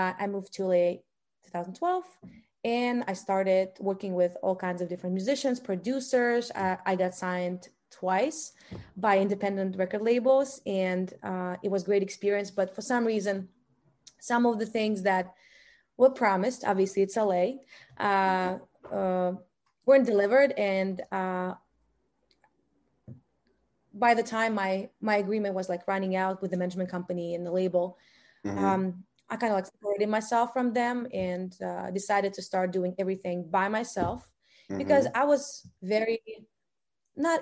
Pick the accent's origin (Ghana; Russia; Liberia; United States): Russia; English is a second language; I was born in Russia